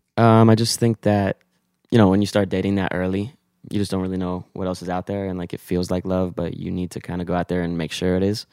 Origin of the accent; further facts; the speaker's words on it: Weston, Florida, United States; I'm from South Florida, twenty-six. Um, I grew up South Florida in Weston, small little town in Fort Lauderdale.